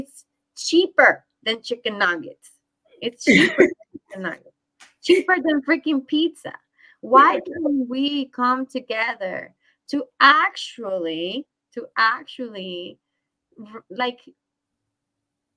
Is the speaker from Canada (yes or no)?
no; Puerto Rico; now in United States; I grew up in Puerto Rico